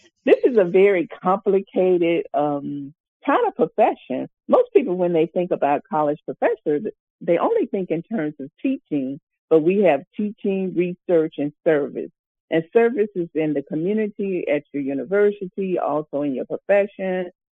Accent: Mound Bayou, Mississippi, United States; now in Montgomery, United States; I actually grew up in a town in Mount Bayou, Mississippi

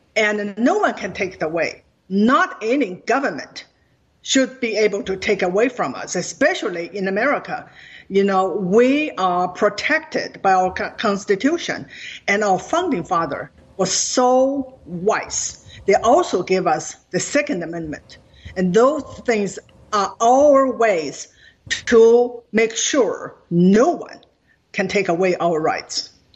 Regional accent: China; now in United States; Growing up in China

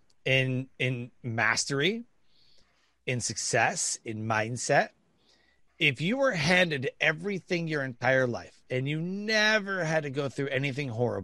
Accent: Detroit, Michigan, United States; I grew up in Detroit, Michigan.

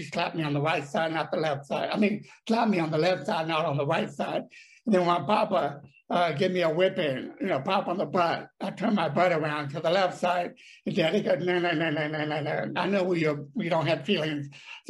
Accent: Dallas, Texas, United States; I was raised in Dallas, but at this time, they were on vacation visiting his sister and Jesse and Memphis.

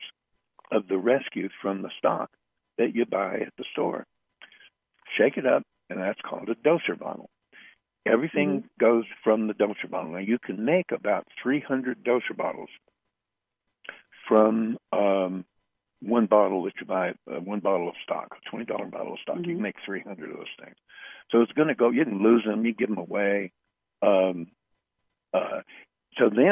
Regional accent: United States; I'm American.

